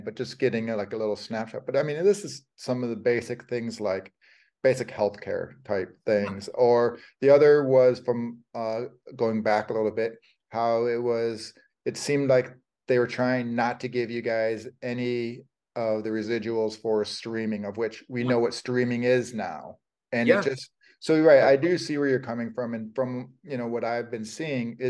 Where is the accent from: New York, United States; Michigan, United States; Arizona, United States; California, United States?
Michigan, United States; Detroit; I come from Detroit